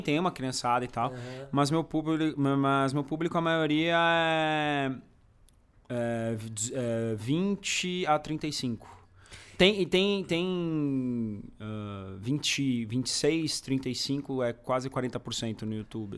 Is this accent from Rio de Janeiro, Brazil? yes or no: no; São Bernardo do Campo, São Paulo, Brazil; also born or lived in São Caetano do Sul; now in São Paulo, Brazil; de São Bernardo, uh, região metropolitana, enfim. Nasci lá, morei em São Caetano um tempo